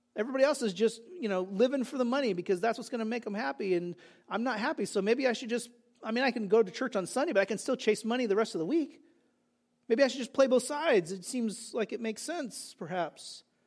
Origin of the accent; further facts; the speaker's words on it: California, United States; moved away; also born or lived in New Jersey; I grew up in California